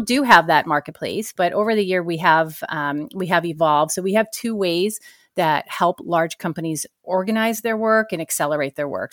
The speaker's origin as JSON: {"language": "English", "town": "Danvers", "region": "Massachusetts", "country": "United States", "tie": "born or raised there", "also_born_or_lived": "San Francisco Bay Area", "moved": "as an adult", "said": "I grew up in a small town north of Boston, about twenty miles north called Danvers, Mass"}